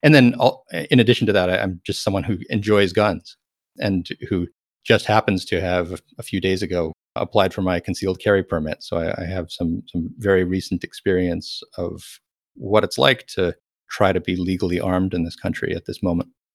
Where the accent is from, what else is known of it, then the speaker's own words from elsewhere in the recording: Texas, United States; moved away; also born or lived in California; I'm a Texan.